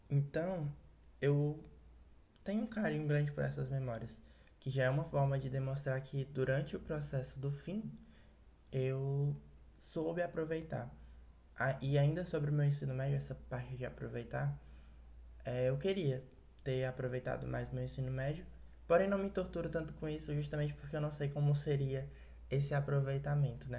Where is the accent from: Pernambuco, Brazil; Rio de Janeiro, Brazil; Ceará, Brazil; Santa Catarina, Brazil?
Ceará, Brazil; sou do Ceará, talvez por isso eu fale um pouco apressado demais